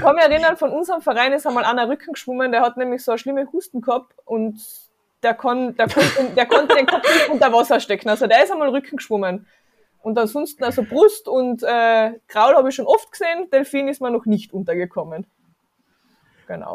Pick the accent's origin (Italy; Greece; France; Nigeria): Italy; South Tyrol, Trentino-Alto Adige; moved away; also born or lived in Carinthia; ich bin ursprünglich aus Südtirol